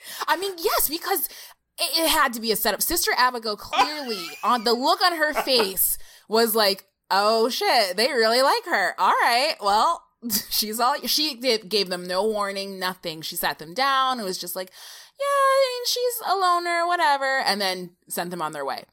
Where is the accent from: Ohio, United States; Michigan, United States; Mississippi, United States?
Michigan, United States; I'm from Michigan, the Midwest.